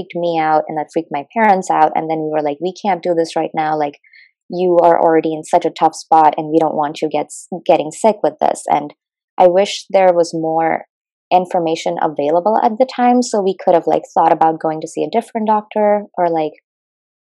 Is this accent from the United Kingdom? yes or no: no; India; moved away as an adult; now in United States; I'm from India